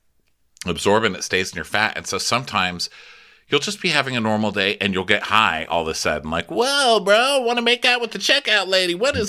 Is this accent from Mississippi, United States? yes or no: no; El Paso, Texas, United States; I'm from El Paso, Texas, okay? I know my chili.